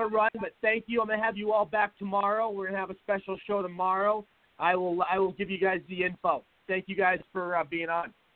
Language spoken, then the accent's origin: English; Seattle, Washington, United States; now in Arizona, United States; I'm from Seattle